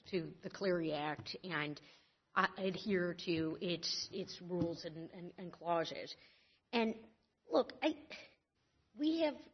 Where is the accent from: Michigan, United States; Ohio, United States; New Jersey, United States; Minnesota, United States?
Michigan, United States; And in my home state of Michigan and in my home district at Oakland University